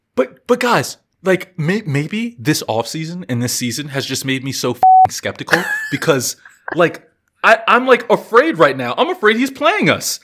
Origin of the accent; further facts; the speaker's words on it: Virginia, United States; I grew up in Virginia